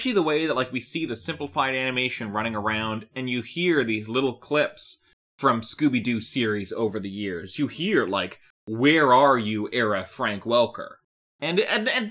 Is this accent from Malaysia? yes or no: no; Canada; I'm Canadian.